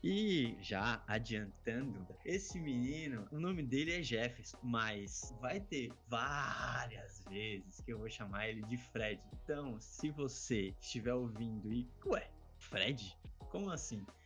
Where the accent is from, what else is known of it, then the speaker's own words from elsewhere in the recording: Florianópolis, Santa Catarina, Brazil; Sou manezinho de Florianópolis